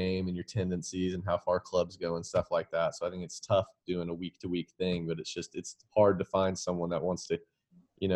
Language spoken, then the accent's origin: English; Dallas, Texas, United States; also born or lived in Lexington, Kentucky / West Palm Beach, Florida; We grew up in Dallas together.